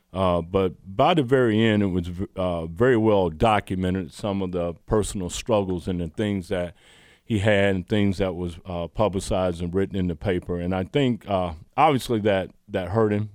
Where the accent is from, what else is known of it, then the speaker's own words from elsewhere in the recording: Roberta, Georgia, United States; moved away as an adult; also born or lived in Kentucky; I grew up in Roberta, Georgia